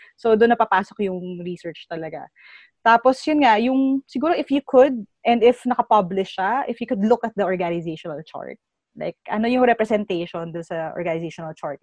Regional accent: Philippines; bilang Pilipino ako

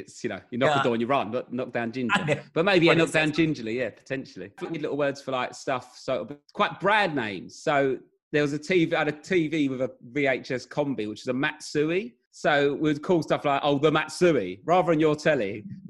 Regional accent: London, United Kingdom; accent: Southeast London accent; Well, so I'm not a Cockney. I'm from South East London.

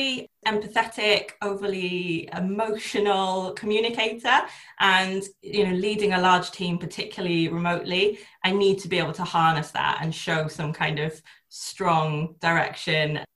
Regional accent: South Wales, United Kingdom; now in Oxfordshire, United Kingdom; I was born and bred in South Wales. I'm a valley girl at heart, but I'm currently living in Oxfordshire

